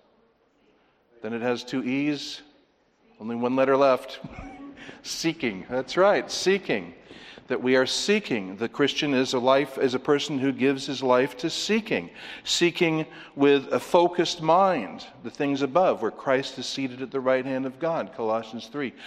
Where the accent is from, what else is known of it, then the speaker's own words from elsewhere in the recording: California, United States; As a Californian